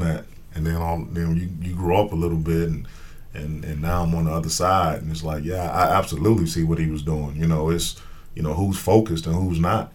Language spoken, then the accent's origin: English; Gary, Indiana, United States; I'm from Gary, Indiana